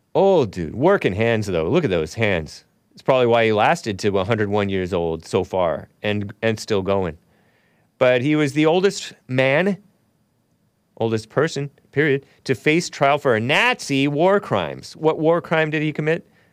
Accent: United States; I'm American

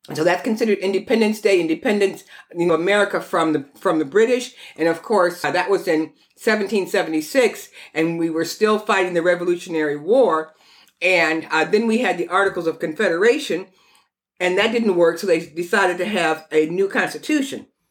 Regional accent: Detroit, Michigan, United States; That's where I came from

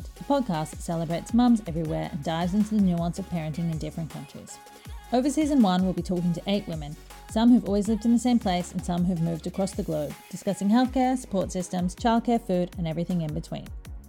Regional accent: Brisbane, Queensland, Australia; moved away as an adult; also born or lived in London, United Kingdom; now in Paris, France; I grew up in Brisbane, Australia, spent my 20s in London, and now live in Paris with my husband, our 3 children, and our dog, Noisette.

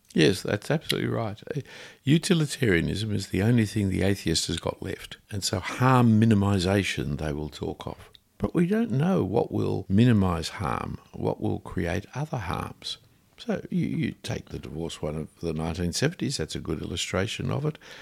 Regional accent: Sydney, New South Wales, Australia; I grew up around Bondi Junction with the son of a printer

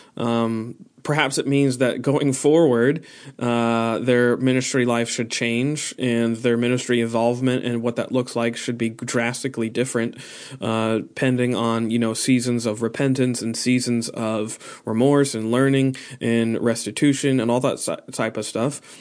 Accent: United States; we are American

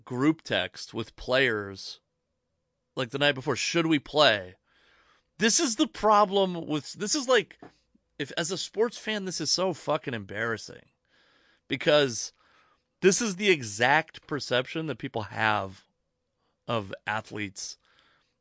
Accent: the Northwest, Pacific Northwest, United States; But I'm also from the Northwest

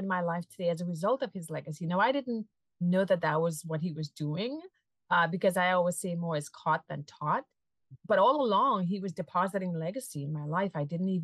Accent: Trinidad & Tobago; now in Massachusetts, United States; I'm a transplant from Trinidad and Tobago, a sunny Caribbean island, and I live in Massachusetts

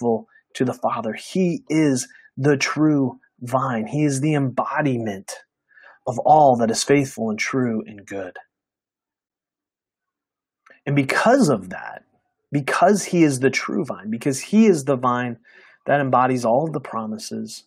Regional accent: United States; We as American Christians

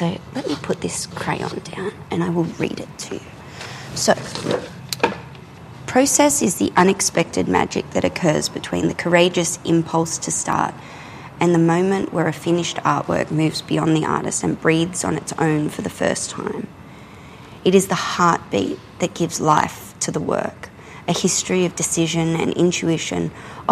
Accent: Australia; I'm an Australian contemporary painter

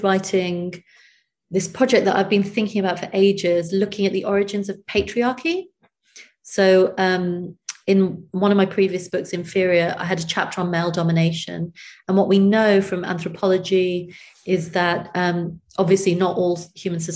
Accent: United Kingdom; also born or lived in India; I was born in Britain

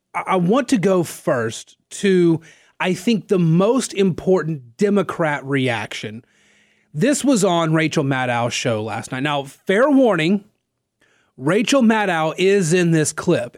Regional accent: North Central Louisiana, United States; now in Lafayette, United States; I'm not from here. I'm from North, or, well, North Central, Louisiana.

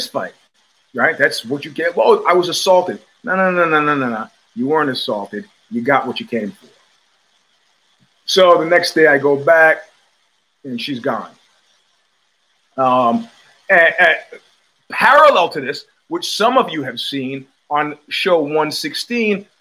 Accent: New York City, New York, United States; also born or lived in New Rochelle, New York / Cobble Hill, Brooklyn / Crown Heights, Brooklyn / Flatbush, Brooklyn; I grew up in Jamaica, Queens

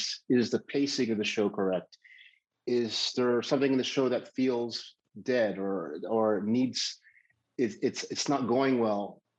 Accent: Midwest, United States; You know, growing up in the Midwest, 90% humidity at 78 degrees is still not comfortable.

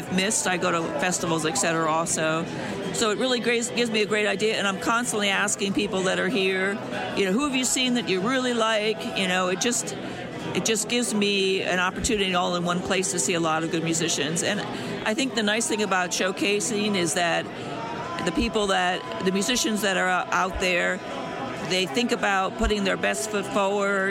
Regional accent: Harrisburg, Pennsylvania, United States; I come from the Harrisburg, Pennsylvania area, central Pennsylvania.

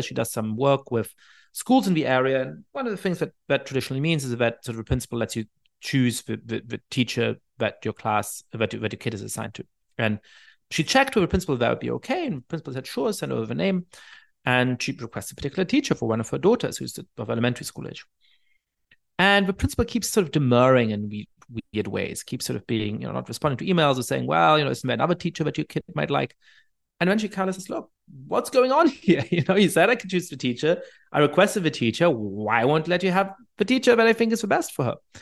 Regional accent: Germany; I ended up growing up in Germany

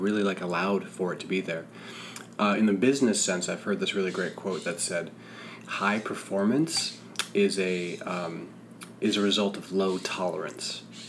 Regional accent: Rutland, Vermont, United States; I grew up in Vermont. I grew up in Rutland, Vermont. Small bucolic town, small bucolic state.

